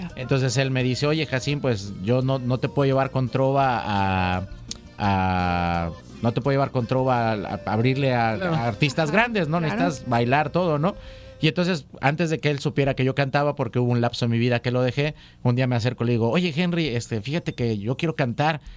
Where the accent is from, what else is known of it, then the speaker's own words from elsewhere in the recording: Coatepec, Veracruz, Mexico; soy cantautor, este veracruzano, nacido en la ciudad de Coatepec